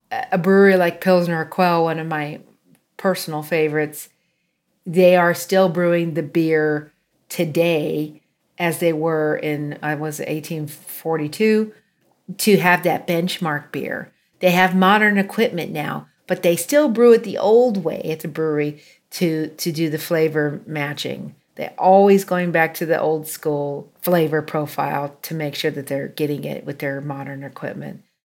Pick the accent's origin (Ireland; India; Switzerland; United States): United States; a small town just outside of Chico, California; I grew up in a small town just outside of um, Chico